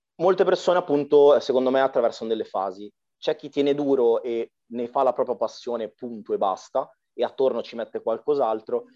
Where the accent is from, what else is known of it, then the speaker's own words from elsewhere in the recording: Arcore, Lombardy, Italy; sono della Brianza